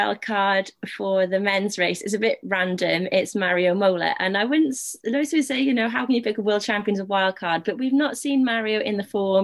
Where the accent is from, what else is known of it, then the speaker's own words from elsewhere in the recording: United Kingdom; a Brit